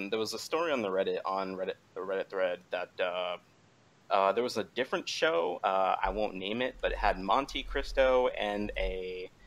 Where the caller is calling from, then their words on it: Hampton Roads, Virginia, United States; Colin from Hampton Roads, Virginia.